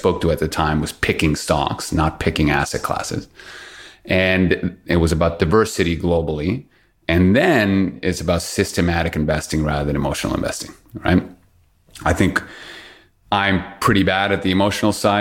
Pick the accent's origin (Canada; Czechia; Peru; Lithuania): Peru; my background is born and raised in Peru.